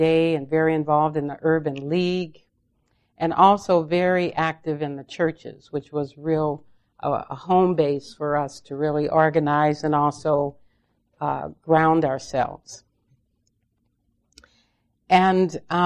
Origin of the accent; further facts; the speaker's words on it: Los Angeles, California, United States; I was raised in South Central Los Angeles